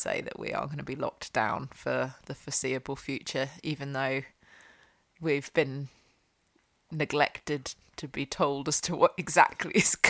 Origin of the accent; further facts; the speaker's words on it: United Kingdom; We're British, we do talk about the weather quite a lot.